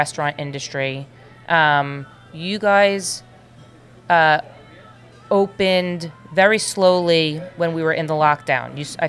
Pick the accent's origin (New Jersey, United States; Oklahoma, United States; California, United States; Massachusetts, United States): New Jersey, United States; Livingston; born and bred in Livingston